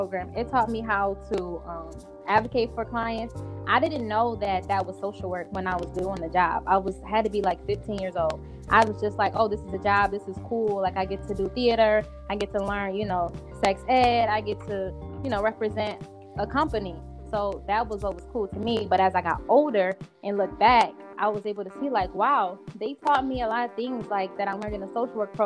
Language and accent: English; Buffalo, New York, United States; I'm from Buffalo, New York, born and raised here.